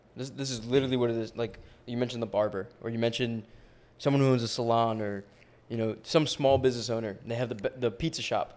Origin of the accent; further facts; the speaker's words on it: New York, United States; I grew up in New York